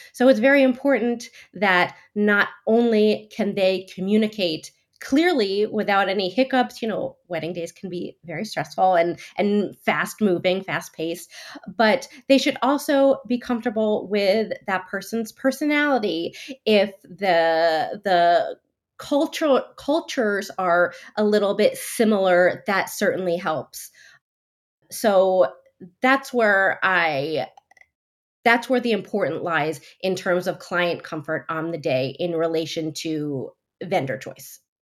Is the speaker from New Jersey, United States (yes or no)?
yes; New Jersey, United States; moved away as an adult; also born or lived in New York City; now in France; I'm originally from New Jersey, and I was living in, working in New York City prior to moving to France